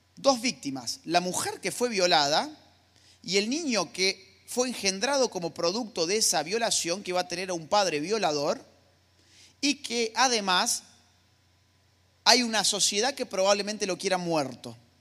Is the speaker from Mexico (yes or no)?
no; Argentina; mi país, Argentina